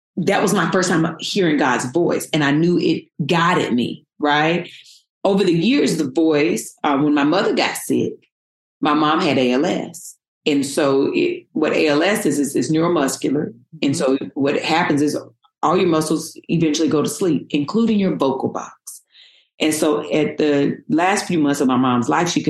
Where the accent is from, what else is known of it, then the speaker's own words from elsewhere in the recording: North Carolina, United States; moved away as an adult; now in Los Angeles, United States; I came from North Carolina, born and raised, and I moved